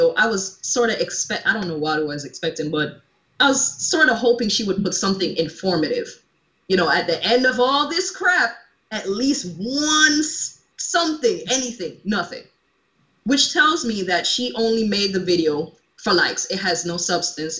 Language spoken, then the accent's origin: English; Jamaica; I'm a Caribbean born woman. I'm born from Jamaica, if you can't already tell by my accent